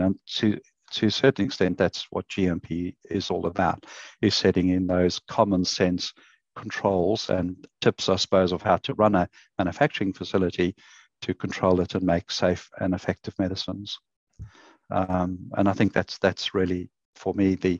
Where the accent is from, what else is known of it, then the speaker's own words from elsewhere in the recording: South Africa; moved away as an adult; also born or lived in Queensland, Australia; now in Australia; it's not a Queensland accent, so I came from South Africa and arrived in the country in 2001